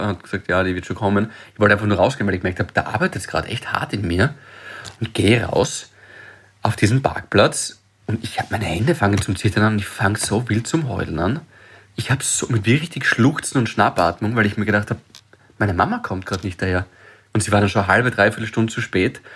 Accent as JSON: {"language": "German", "town": "Graz", "region": "Styria", "country": "Austria", "also_born_or_lived": "Vienna", "moved": "as an adult", "said": "ich bin ja jedes Wochenende heimgefahren. Graz, Freitag, erster Zug"}